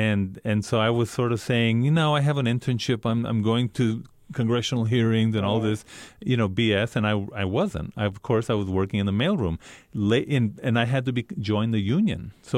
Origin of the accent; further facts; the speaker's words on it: Isleta, New Mexico, United States; And I'm not. I'm a Chicano from Isleta.